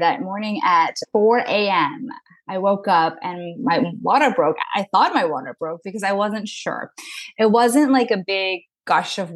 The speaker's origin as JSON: {"language": "English", "town": "New York City", "region": "New York", "country": "United States", "tie": "born or raised there", "lives_now": "Long Island, United States", "said": "I am from Long Island, born and raised in New York City, but I moved out to Long Island during the pandemic."}